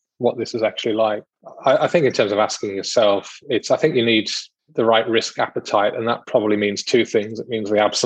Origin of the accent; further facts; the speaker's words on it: United Kingdom; moved away as an adult; now in Australia; I am British.